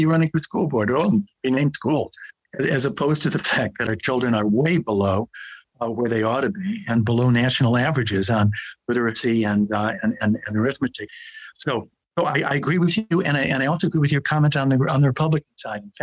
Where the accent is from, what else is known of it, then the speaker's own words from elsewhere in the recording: California, United States; speaking as a Californian